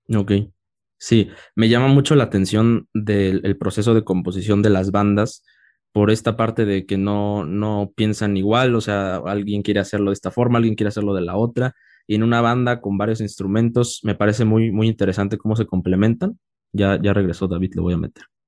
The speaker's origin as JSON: {"language": "Spanish", "region": "Oaxaca", "country": "Mexico", "said": "Yo soy de Oaxaca y, ahorita estamos en, la Ciudad de México, pero, pero soy de Oaxaca"}